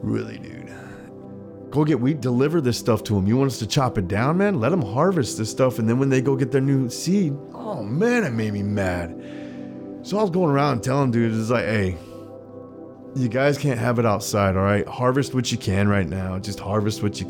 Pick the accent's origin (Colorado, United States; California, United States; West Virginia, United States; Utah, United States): Colorado, United States; I grew up in Colorado